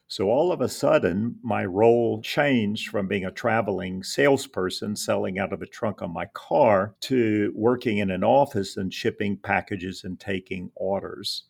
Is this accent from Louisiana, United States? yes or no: yes; Lafayette, Louisiana, United States; opened a trade shop locally in Lafayette, my hometown